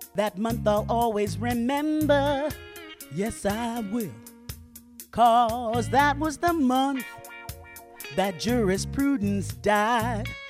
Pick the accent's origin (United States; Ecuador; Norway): United States; New York City, New York; bought a house in Queens, holla, my hometown